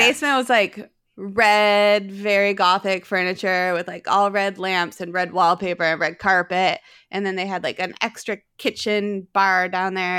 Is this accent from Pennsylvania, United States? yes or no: no; East Aurora, New York, United States; moved away as an adult; also born or lived in South Philadelphia; now in Philadelphia, United States; I grew up in East Aurora, New York. It's right outside of Buffalo